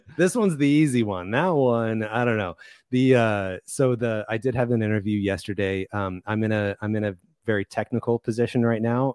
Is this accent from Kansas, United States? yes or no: yes; Kansas, United States; moved away as an adult; now in Arizona, United States; so I grew up in, uh, in Kansas. I, so I'm from Kansas. I moved to Arizona, which is where I live now